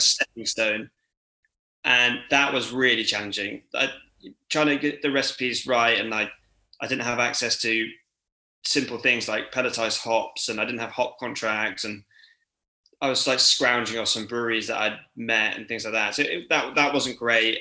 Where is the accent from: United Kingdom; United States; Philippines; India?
United Kingdom; Cirencester, South West England; I grew up in Cirencester, which is about half an hour away from Cheltenham